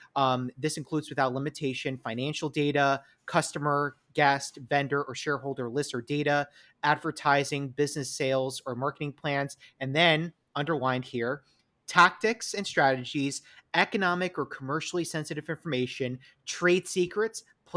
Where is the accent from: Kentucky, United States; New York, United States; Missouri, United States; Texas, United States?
New York, United States; accent: New York; it's my New York accent